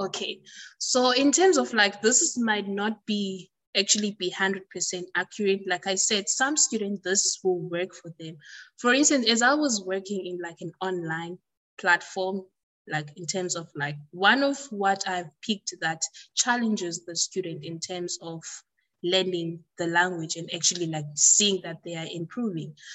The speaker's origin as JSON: {"language": "English", "country": "South Africa", "said": "my country"}